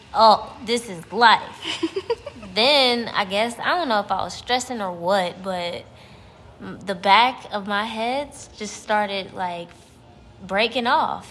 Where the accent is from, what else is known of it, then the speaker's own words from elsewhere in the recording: Cleveland, Ohio, United States; moved away as an adult; also born or lived in Texas; I'm from Cleveland, Ohio